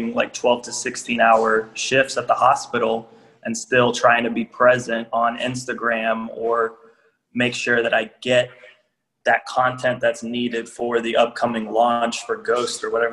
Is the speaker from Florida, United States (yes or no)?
yes; Miami, Florida, United States; moved away as an adult; also born or lived in Georgia; now in Indianapolis, United States; born and raised in Miami